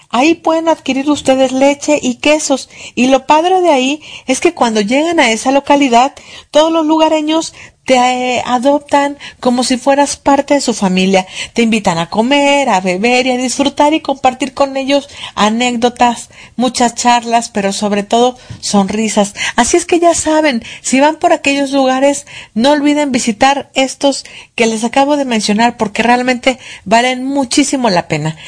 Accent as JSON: {"language": "Spanish", "town": "Poza Rica", "region": "Veracruz", "country": "Mexico", "tie": "born or raised there", "said": "mi tierra, Poza Rica"}